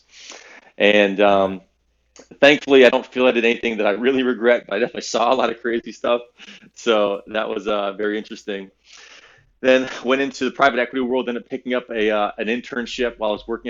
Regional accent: Valrico, Florida, United States; also born or lived in Naples, Florida; I'm from Valrico, Florida. I'm a Central Florida kid

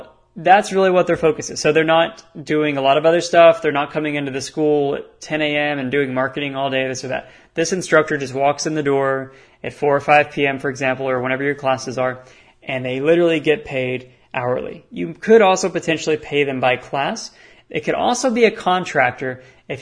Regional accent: Texas, United States; I'm from Texas

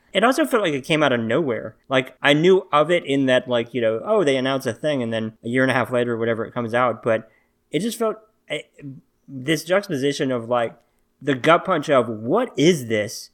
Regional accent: Little Rock, Arkansas, United States; I'm from Little Rock

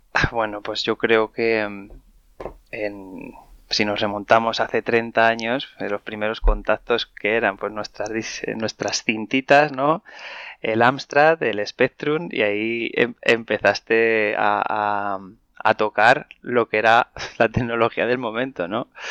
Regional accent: Madrid, Community of Madrid, Spain; yo soy, soy un madrileño de, 37 años. Nací aquí en Madrid

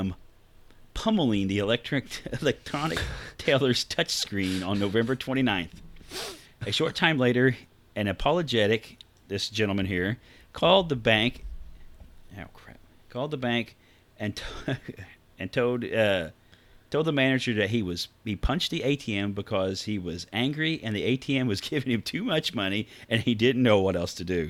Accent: Midwest, United States; we know we're from the Midwest.

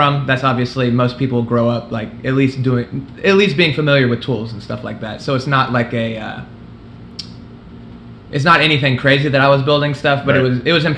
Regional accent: Midwest City, Oklahoma, United States; I'm from Midwest City, which is a suburb of Oklahoma City.

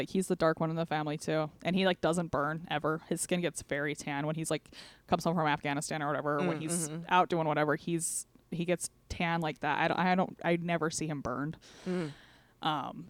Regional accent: Southern Utah, United States; So we're from Southern Utah, and that's Native American country.

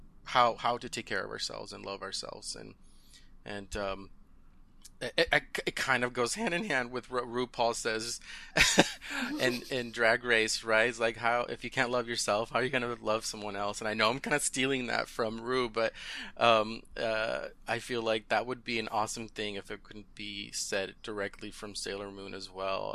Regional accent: Southern California, United States; first language Spanish; English is a second language; Southern California, and I finished high school there

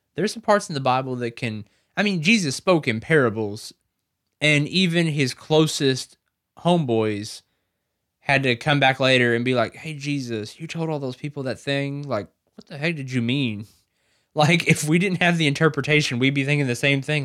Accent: the South, United States; I was raised in the South.

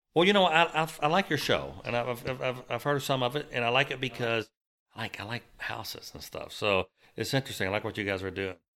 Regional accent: Bullitt County, Kentucky, United States; also born or lived in Louisville, Kentucky; Louisville, Kentucky, I was raised in Bullock County until I was about twenty.

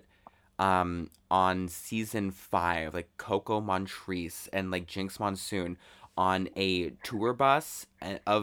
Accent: Chicago, Illinois, United States; I am from Chicago

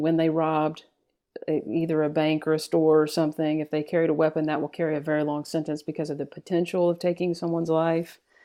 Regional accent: Texas, United States; growing up in Texas

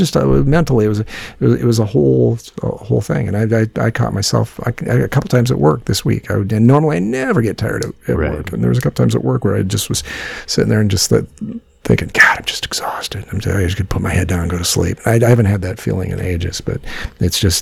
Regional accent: Midwest, United States; also born or lived in Los Angeles; now in Cedar Rapids, United States; being a Midwesterner

